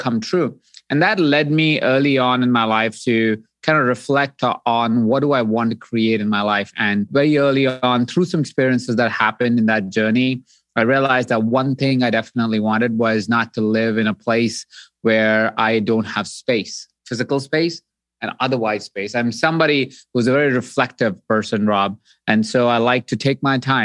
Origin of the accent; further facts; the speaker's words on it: Jaipur, Rajasthan, India; So I grew up in Jaipur, India